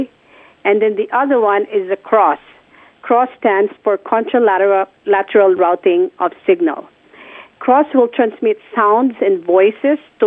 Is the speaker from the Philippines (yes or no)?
yes; Philippines; born or raised there; moved away